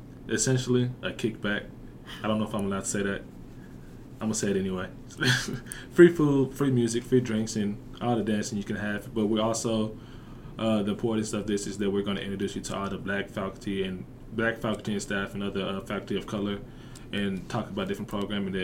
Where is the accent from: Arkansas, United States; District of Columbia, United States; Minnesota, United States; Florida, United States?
Arkansas, United States; Bryant; I'm from Bryan, Arkansas